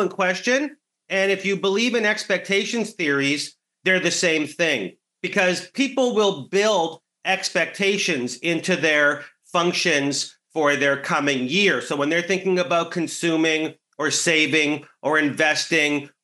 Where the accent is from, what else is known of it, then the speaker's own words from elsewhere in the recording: Canada; as a Canadian